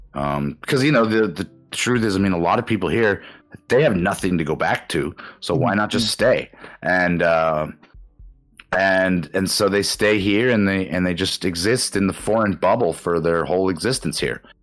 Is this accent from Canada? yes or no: yes; Canada; moved away as an adult; also born or lived in Osaka, Japan; now in Japan; my hometown in Canada